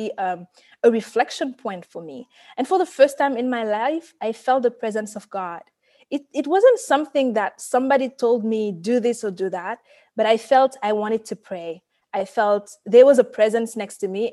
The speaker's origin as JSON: {"language": "English", "country": "Senegal", "tie": "born or raised there", "also_born_or_lived": "Paris", "second_language": "English", "moved": "yes", "said": "I grew up in Senegal"}